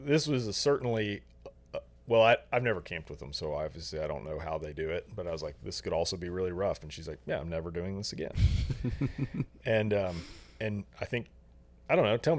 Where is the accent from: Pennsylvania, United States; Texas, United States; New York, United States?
Texas, United States; Houston; now in New Braunfels, United States; we're from Houston